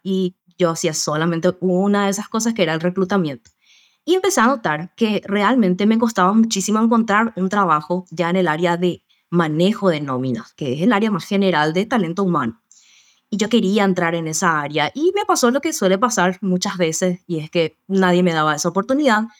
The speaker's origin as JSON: {"language": "Spanish", "country": "Paraguay", "said": "soy también acá de Paraguay"}